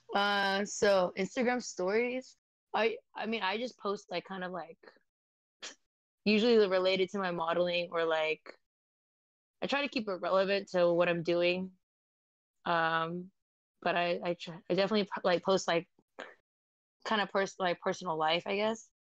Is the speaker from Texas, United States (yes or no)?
no; San Jose, California, United States; I'm a model from San Jose, California, and I'm half Vietnamese and Filipino